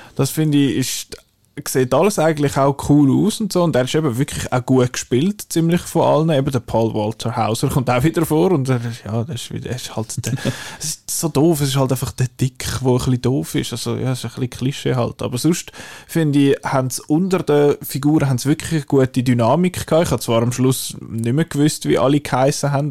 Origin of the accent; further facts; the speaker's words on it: Illnau, Zurich, Switzerland; Ich bin in Ilnau unter anderem aufgewachsen